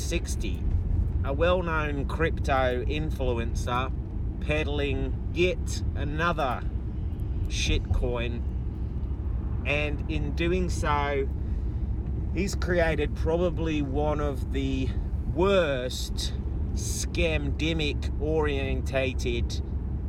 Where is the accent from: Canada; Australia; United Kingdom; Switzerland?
Australia; Perth, Western Australia; my hometown of Perth in Australia. Western Australia, to be specific.